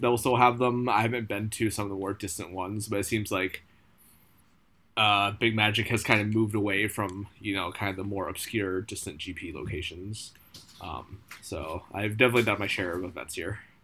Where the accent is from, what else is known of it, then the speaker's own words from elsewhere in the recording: United States; moved away as an adult; now in Japan; coming here as an American, as a foreigner